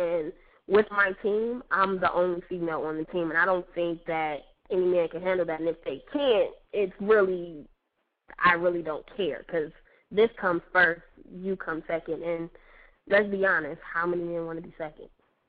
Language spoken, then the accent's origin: English; Las Vegas, Nevada, United States; also born or lived in Detroit / New York; Like, originally, I'm from Detroit. I grew up, for the most part, in Las Vegas, and, you know, I lived in New York.